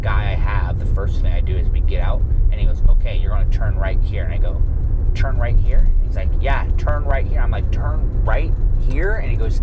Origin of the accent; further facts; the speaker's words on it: Spokane, Washington, United States; I'm like from Spokane, Washington